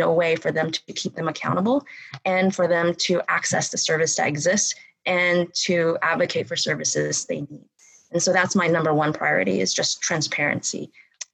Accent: Bryan, Texas, United States; moved away as an adult; also born or lived in Berkeley, California; I grew up here in Bryan College Station

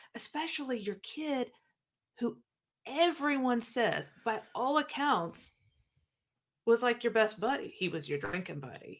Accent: Midwest, United States; moved away as an adult; now in South Carolina, United States; I grew up in the Midwest.

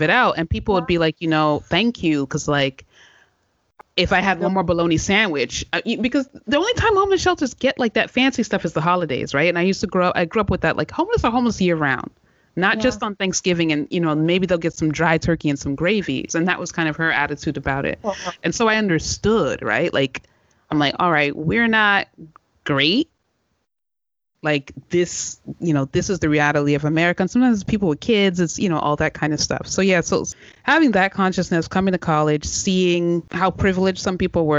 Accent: Washington, District of Columbia, United States; I'm from Chocolate City. Like, I'm from the D.C. area.

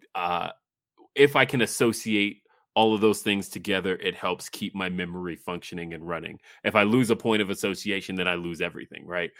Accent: Los Angeles, California, United States; moved away; I was born in Los Angeles

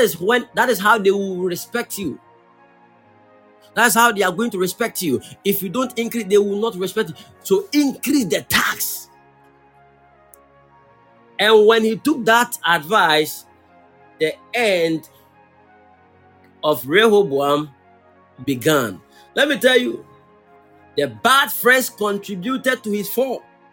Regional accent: Kumasi, Ashanti, Ghana; I come from Kumasi, and I have a place that we can go.

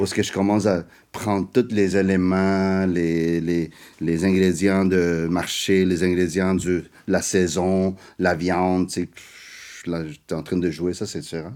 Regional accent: Montreal, Quebec, Canada; French is a second language; also born or lived in South America; je suis né en Amérique du Sud, j'ai grandi, tu sais, j'ai grandi en Amérique du Nord, je viens des parents asiatiques

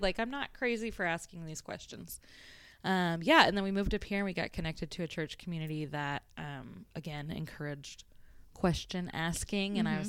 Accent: Florida, United States; moved away as an adult; originally, I'm from Florida.

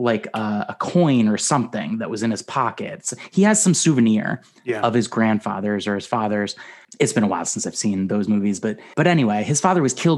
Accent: United States; I'm an American, and I'm proud to be an American

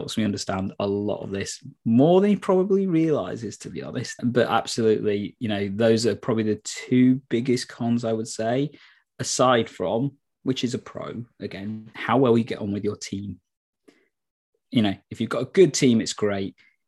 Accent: Nottingham, East Midlands, United Kingdom; moved away as an adult; back in my hometown, because that's what made partly one of the reasons why I moved back to Nottingham

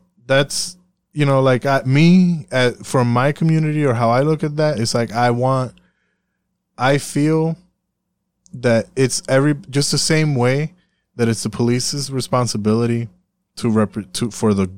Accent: Puerto Rico; I'm from Puerto Rico

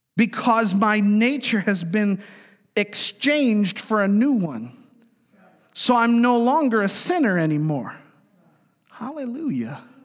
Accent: New York, United States; moved away; I'm from New York, man. I'm a New Yorker

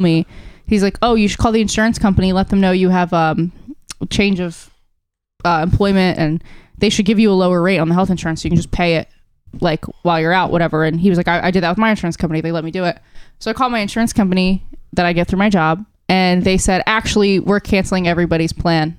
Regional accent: Hamilton, New Jersey, United States; also born or lived in Trenton, New Jersey; I grew up in Hamilton and I had car insurance at my parents' address

